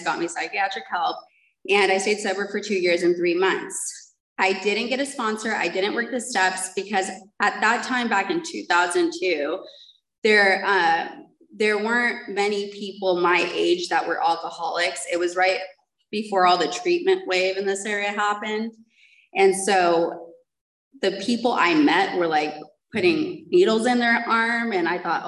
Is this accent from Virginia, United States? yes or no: no; San Diego, California, United States; moved away; also born or lived in Mission Viejo; my grandmother had adopted us and we moved to Mission Viejo, and I'm from San Diego